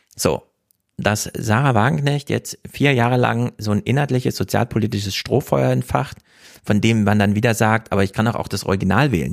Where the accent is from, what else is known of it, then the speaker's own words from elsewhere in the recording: Thuringia, Germany; moved away; ich als Thüringer